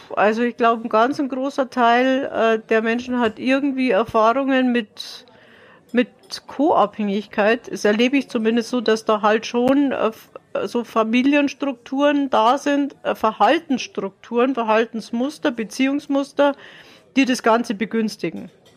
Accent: Dachau district, Bavaria, Germany; Ich komme aus Bayern, also aus dem äh, Landkreis Dachau.

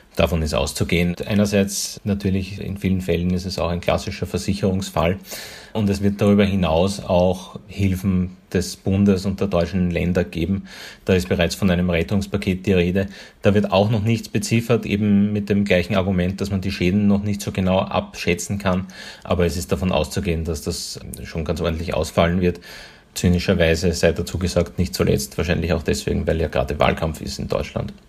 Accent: Austria; hier bei uns in Österreich

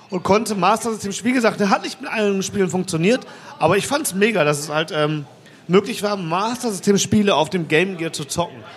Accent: Mülheim, North Rhine-Westphalia, Germany; Ey, ich komme aus Mülheim, da gibt es sowas.

